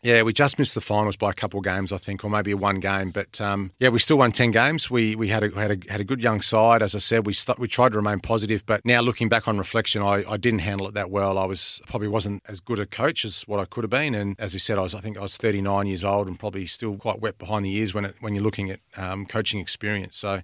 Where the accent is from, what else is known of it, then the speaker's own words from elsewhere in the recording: Adelaide, South Australia, Australia; moved away; Adelaide, which is my hometown